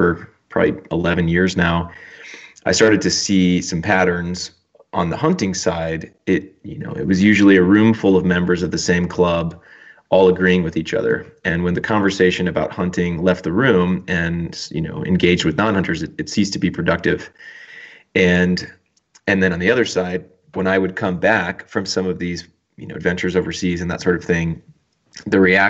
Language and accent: English; Texas, United States; moved away as an adult; also born or lived in Los Angeles / Tanzania; I grew up in Texas, and didn't hunt a lot when I was a kid